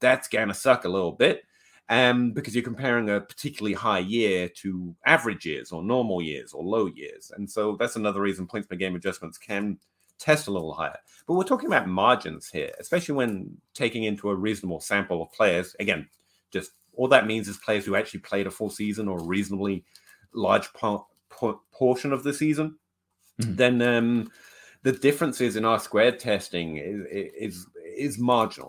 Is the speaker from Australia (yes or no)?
no; England, United Kingdom; I'm English